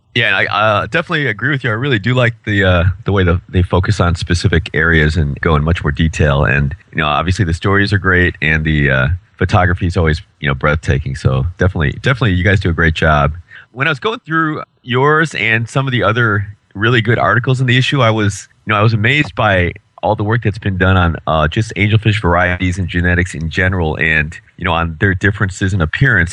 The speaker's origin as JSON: {"language": "English", "town": "Chicago", "region": "Illinois", "country": "United States", "said": "I'm from Chicago"}